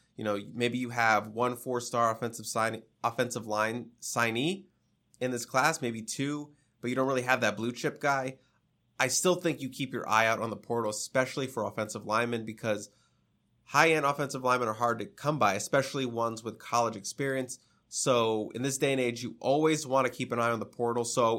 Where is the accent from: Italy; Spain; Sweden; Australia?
Spain; In comparison, I am from Spain, and every time someone asks me about bullfighters, it's annoying because it's just stereotypical for me.